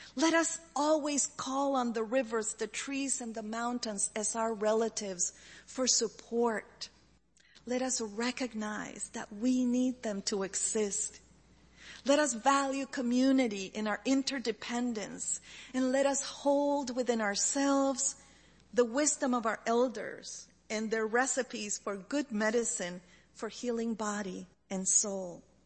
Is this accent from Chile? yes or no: yes; Chile; moved away; growing up in Chile